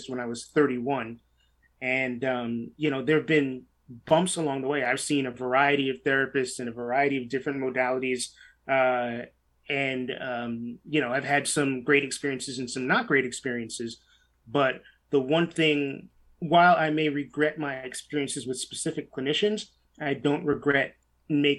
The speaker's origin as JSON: {"language": "English", "town": "New York City", "region": "New York", "country": "United States", "tie": "born or raised there", "said": "I grew up in New York City in the 1980s and in early 90s"}